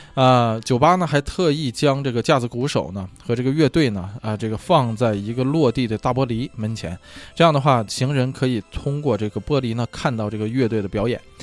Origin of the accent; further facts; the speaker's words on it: China; now in United States; 在咱们中国啊，在咱们国内